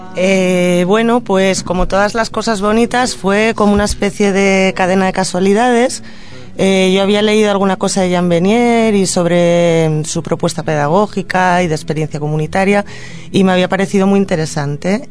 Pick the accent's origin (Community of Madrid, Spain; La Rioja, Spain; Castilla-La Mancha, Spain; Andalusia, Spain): Community of Madrid, Spain; Madrid; also born or lived in Catalonia; now in Tordera, Spain; si tengo que contestar el origen desde la infancia, pues de Madrid, pero me considero catalana